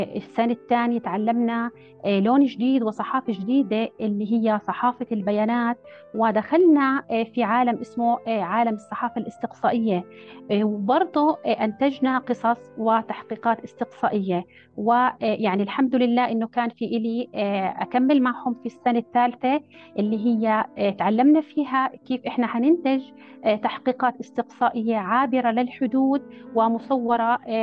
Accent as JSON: {"language": "Arabic", "country": "Jordan", "said": "عندنا في الأردن"}